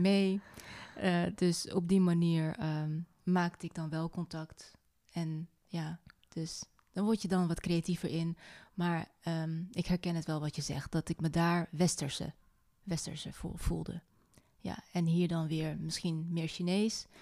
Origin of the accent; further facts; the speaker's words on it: North Brabant, Netherlands; in Noord-Brabant, in mijn puberteit